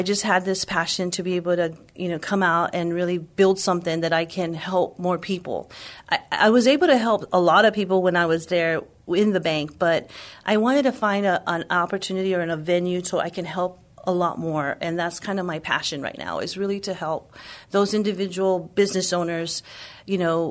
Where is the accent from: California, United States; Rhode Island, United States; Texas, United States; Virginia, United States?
Texas, United States; San Antonio; I grew up here in San Antonio, born and raised my whole life